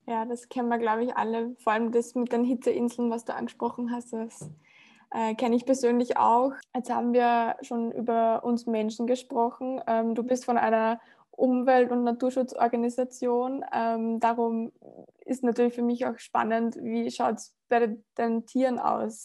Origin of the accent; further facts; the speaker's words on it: Upper Austria, Austria; das kenne ich ganz gut von dem Ort, in dem ich groß geworden bin. Also ich komme aus Oberösterreich und äh, äh aus dem ländlichen Bereich